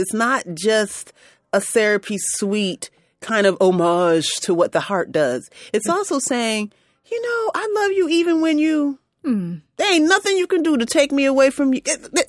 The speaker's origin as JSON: {"language": "English", "region": "New York", "country": "United States", "tie": "born or raised there", "said": "even though I grew up in Central New York, I definitely know my roots. I'm sorry, roots are definitely Southern. I'm still a Southern girl."}